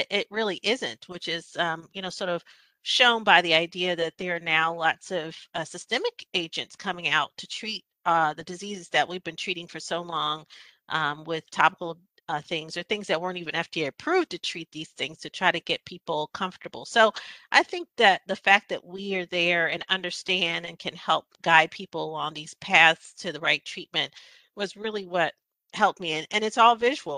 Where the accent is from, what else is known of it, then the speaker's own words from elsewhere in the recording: Philadelphia, Pennsylvania, United States; moved away as an adult; also born or lived in Michigan; now in Winston-Salem, United States; I'm a kid from Philadelphia, Pennsylvania. Grew up in North Philadelphia.